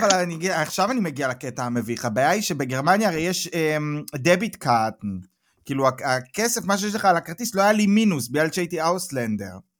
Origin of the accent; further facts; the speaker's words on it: Israel; moved away as an adult; now in Germany; אני באתי מהארץ, אה, הייתי בצבא בדובר צה"ל